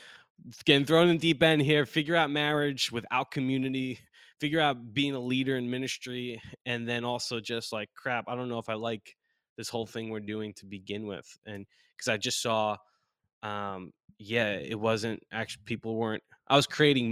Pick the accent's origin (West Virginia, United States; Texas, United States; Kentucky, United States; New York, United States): New York, United States; Long Island; moved away as an adult; also born or lived in North Carolina; growing up in New York, Long Island, New York, not the city